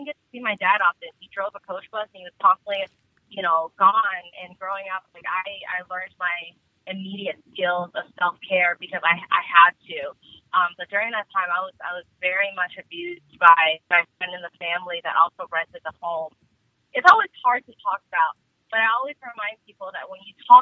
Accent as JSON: {"language": "English", "town": "Washington", "region": "District of Columbia", "country": "United States", "tie": "born or raised there", "also_born_or_lived": "Vietnam", "moved": "yes", "lives_now": "Georgia, United States", "said": "But I grew up in D.C. D.C. is my hometown"}